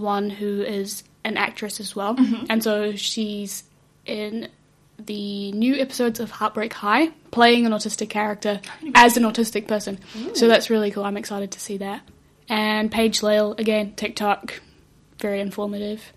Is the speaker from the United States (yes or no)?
no; South Africa; moved away; we come from South Africa